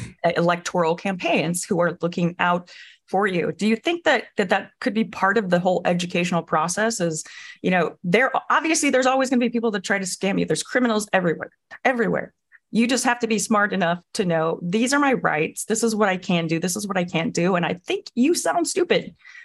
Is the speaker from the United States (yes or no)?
yes; Illinois, United States; I'm from Illinois, so I'm really excited about that.